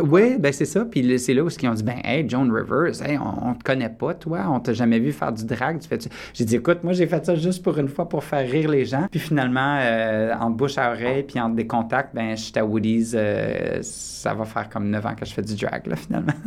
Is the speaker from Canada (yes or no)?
yes; Quebec, Canada; also born or lived in Borden, Ontario; now in Toronto, Canada; je suis québécois